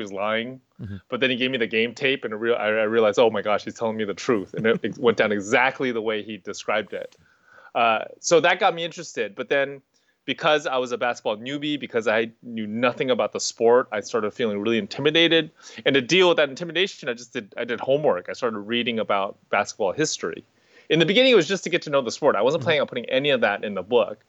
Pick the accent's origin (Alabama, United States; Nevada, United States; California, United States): California, United States; Bay Area; I grew up in the Bay Area